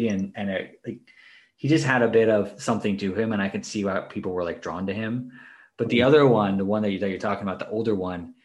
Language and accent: English; Maryland, United States; I grew up in Maryland